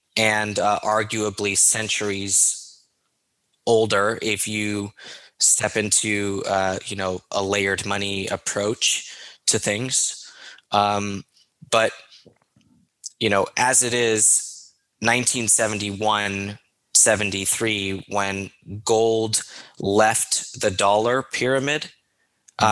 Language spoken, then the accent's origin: English; United States; as an American